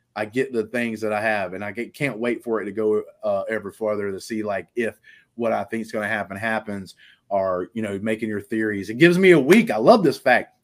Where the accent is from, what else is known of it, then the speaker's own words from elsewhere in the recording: Alabama, United States; I'm from Alabama